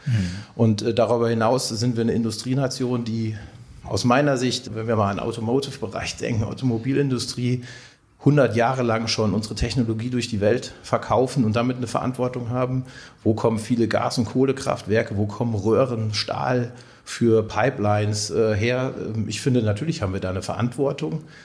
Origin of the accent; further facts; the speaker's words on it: Lüneburg Heath, Lower Saxony, Germany; also born or lived in Ruhr area / Siegerland / Marburg; now in Siegen, Germany; gebürtig komme ich aus Norddeutschland, aus der Lüneburger Heide